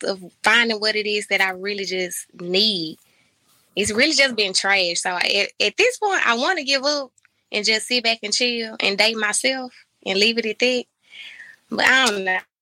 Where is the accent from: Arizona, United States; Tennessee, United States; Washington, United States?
Tennessee, United States; Memphis; I'm from Memphis. Um, born and raised